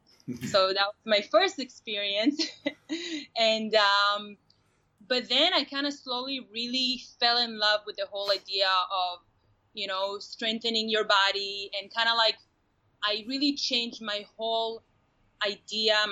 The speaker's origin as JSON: {"language": "English", "country": "Israel", "tie": "born or raised there", "said": "I was born and raised in Israel"}